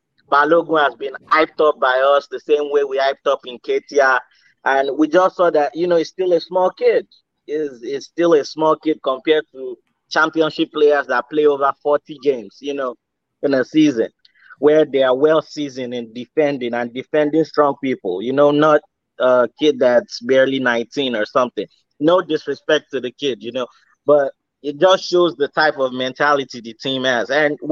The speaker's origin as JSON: {"language": "English", "town": "Houston", "region": "Texas", "country": "United States", "also_born_or_lived": "Nigeria / Atlanta, Georgia", "said": "I'm from Houston, Texas."}